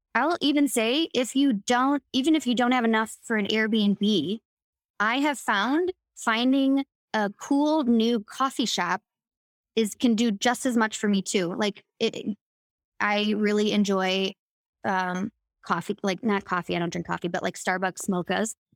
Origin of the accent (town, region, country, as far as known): Chicago, Illinois, United States; born or raised there